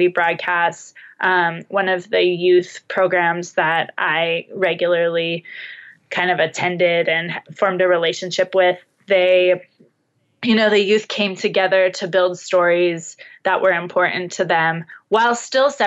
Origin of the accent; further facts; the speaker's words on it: United States; I'm American